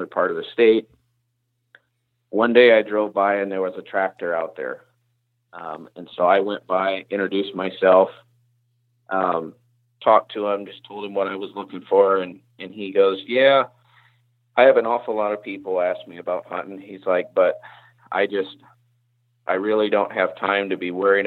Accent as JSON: {"language": "English", "region": "North Carolina", "country": "United States", "tie": "born or raised there", "also_born_or_lived": "Indiana", "moved": "as an adult", "lives_now": "Iowa, United States", "said": "the South where I grew up"}